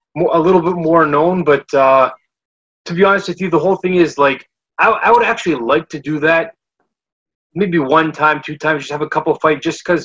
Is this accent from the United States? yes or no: no; Canada; being a Canadian